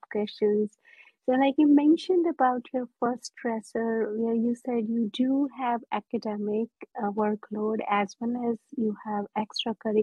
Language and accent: English; India; now in United States; I'm born and raised in India